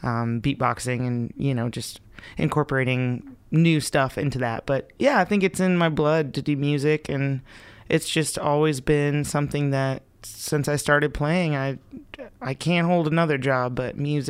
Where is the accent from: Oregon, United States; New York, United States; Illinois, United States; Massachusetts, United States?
Massachusetts, United States; I grew up in Western Massachusetts, but... I lived in six states by the time I was 18, so I've experienced a lot of different places.